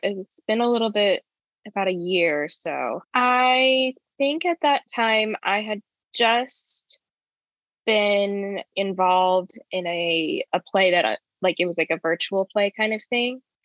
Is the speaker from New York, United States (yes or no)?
no; Midlothian, Virginia, United States; I grew up in Virginia, in Midlothian, Virginia specifically